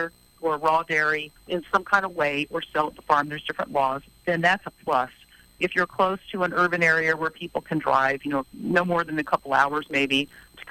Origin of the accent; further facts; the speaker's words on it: Virginia, United States; moved away; I'm a girl from Virginia originally